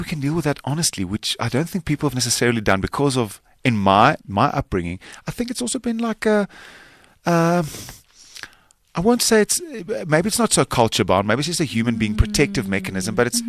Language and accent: English; South Africa; first language Afrikaans; English is a second language; Most of the dialogue is in Afrikaans because that's my native tongue.